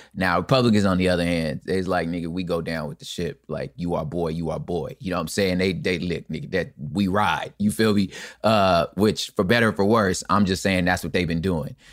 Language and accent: English; Los Angeles, California, United States; I'm from Los Angeles.